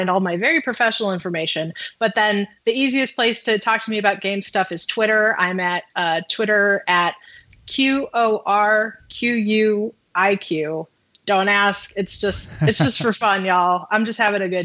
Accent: Midwest, United States; I'm from the Midwest

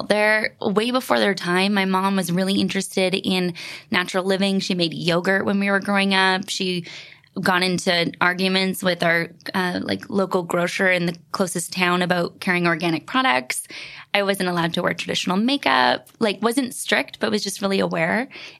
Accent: Vancouver Island, British Columbia, Canada; moved away; We grew up in the middle of nowhere on Vancouver Island in Canada.

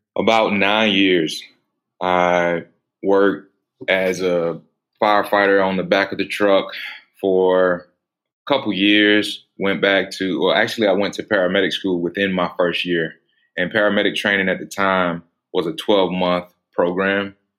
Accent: Atlanta, Georgia, United States; I was actually born in the city of Atlanta

